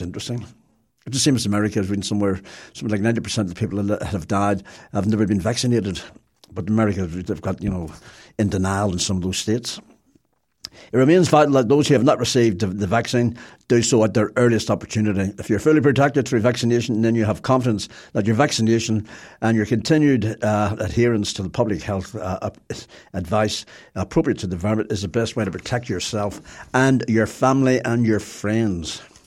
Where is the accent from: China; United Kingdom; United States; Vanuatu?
United Kingdom; Belfast, Northern Ireland; I'm from Belfast, as you can possibly tell.